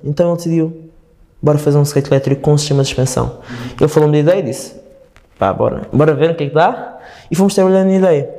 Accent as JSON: {"language": "Portuguese", "region": "Madeira", "country": "Portugal", "moved": "yes", "said": "eu sou da Madeira, a minha família está lá. Eu estou cá"}